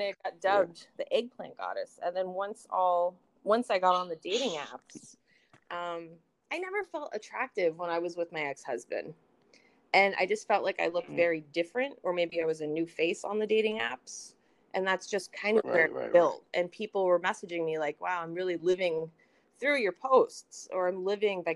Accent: San Francisco, California, United States; moved away; I grew up in San Francisco. So I was exposed to a lot when I was a kid

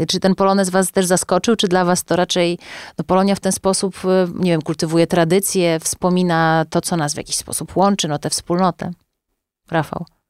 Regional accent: Ciechanów, Masovian Voivodeship, Poland; jako osoba tańcząca w dzieciństwie w zespole Mały Ciechanów i śpiewająca mazowieckie przyśpiewki

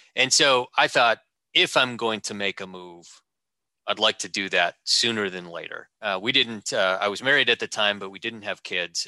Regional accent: Wisconsin, United States; also born or lived in Madison, Wisconsin / Sheboygan, Wisconsin; growing up in Wisconsin, uh, Madison and uh, uh, and Sheboygan

